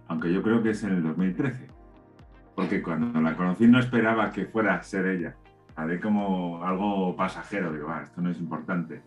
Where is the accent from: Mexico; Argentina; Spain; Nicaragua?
Spain; como español